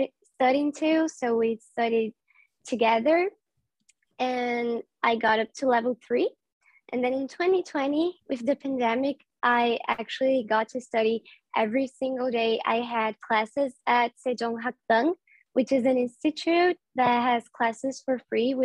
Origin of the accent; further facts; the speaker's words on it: Brazil; I'm Brazilian. I live in Brazil.